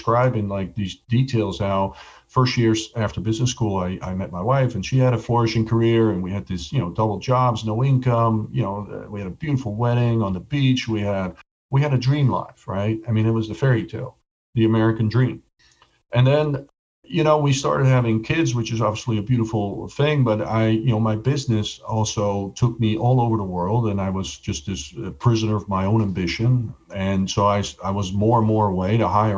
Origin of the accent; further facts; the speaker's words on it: Ireland; But, you know, I'm Irish. I'm never lucky.